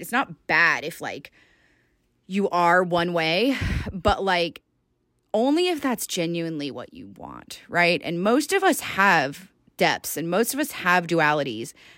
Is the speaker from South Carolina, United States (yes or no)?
no; Georgia, United States; moved away as an adult; now in Salt Lake City, United States; born and raised in Georgia